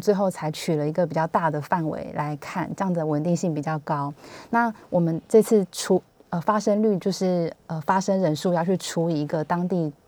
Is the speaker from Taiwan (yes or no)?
yes; Hsinchu, Taiwan; now in Taipei, Taiwan; 以我是新竹人为例，就是我长期在台北工作